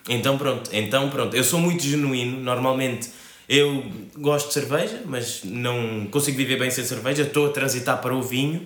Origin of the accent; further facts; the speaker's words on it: Cape Verde; also born or lived in Spain; now in Portugal; eu sou cabo-verdiano neste momento vivo em Portugal, já vivi em Espanha e em Cabo Verde